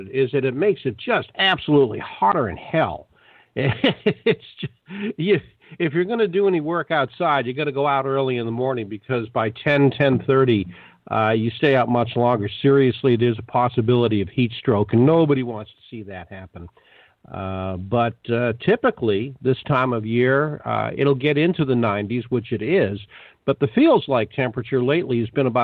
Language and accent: English; Boston, Massachusetts, United States; growing up in Boston